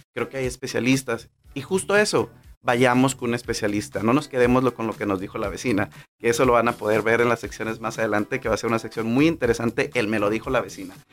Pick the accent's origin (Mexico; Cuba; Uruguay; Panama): Mexico; Manzanillo, Colima; moved away as an adult; now in Tijuana, Mexico; mi vida se desarrolló en Manzanillo, Colima